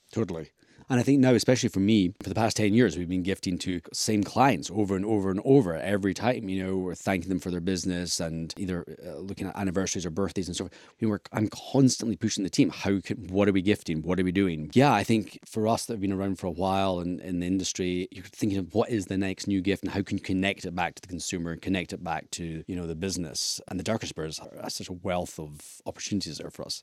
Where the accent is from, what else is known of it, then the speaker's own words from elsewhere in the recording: Scotland, United Kingdom; being a Scot myself